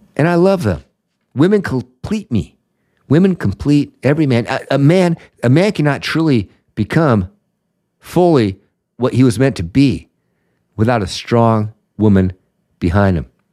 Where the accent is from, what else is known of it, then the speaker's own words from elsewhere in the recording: Seattle, Washington, United States; my hometown of Seattle